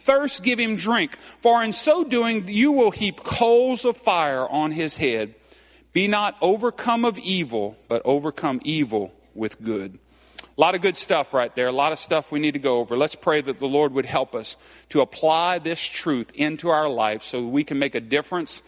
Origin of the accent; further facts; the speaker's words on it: Cajun, Louisiana, United States; I'm Cajun